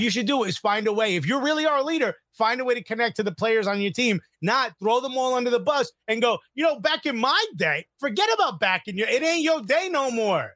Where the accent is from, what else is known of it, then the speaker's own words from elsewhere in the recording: United States; as an American